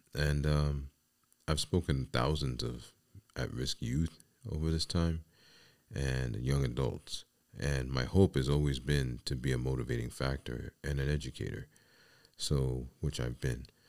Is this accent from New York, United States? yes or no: yes; New York City, New York, United States; I come from the Bronx, New York City, and it was kinda commonplace in the building that I lived